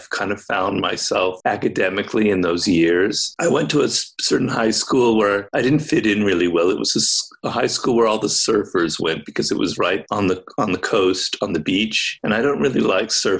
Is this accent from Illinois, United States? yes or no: no; Los Angeles, California, United States; I grew up in Los Angeles